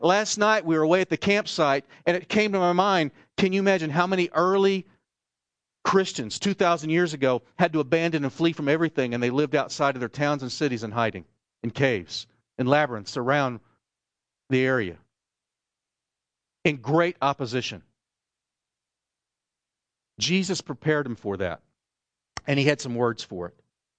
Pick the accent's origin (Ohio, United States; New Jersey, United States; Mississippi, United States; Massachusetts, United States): New Jersey, United States; I'm from Jersey, and we're used to, you know, kind of getting onto each other.